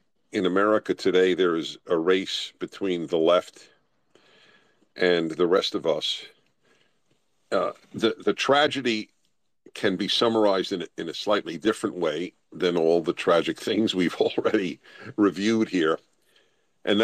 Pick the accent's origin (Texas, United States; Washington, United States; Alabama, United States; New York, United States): New York, United States; I'm a Jew from New York and went to Columbia